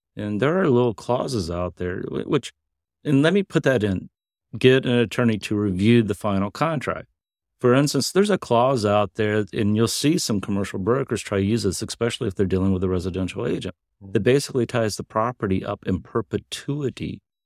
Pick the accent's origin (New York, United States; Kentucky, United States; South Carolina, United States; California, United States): Kentucky, United States; I'm a hillbilly from Kentucky.